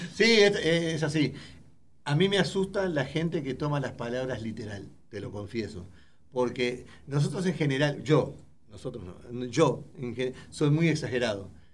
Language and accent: Spanish; Uruguay; moved away; yo soy uruguayo